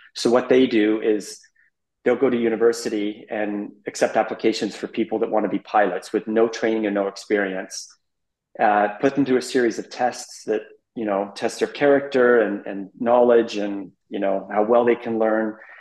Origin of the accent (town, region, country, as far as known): Abbotsford, British Columbia, Canada; born or raised there; moved away as an adult; also born or lived in Amsterdam / Middle East